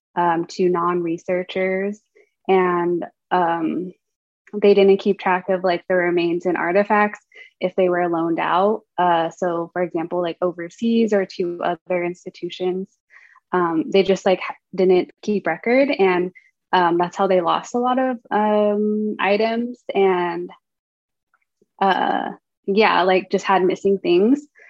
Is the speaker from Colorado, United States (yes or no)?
yes; Durango, Colorado, United States; now in Berkeley, United States; I grew up in a town called Durango